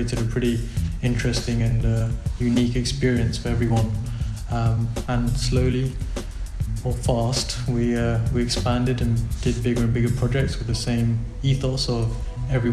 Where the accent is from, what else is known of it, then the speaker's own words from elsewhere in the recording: London, United Kingdom; moved away as an adult; also born or lived in Pakistan (parents); now in Buenos Aires, Argentina; I was born and raised in London